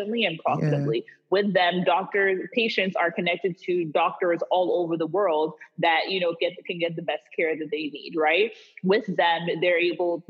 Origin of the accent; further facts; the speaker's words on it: Wisconsin, United States; I was born in Wisconsin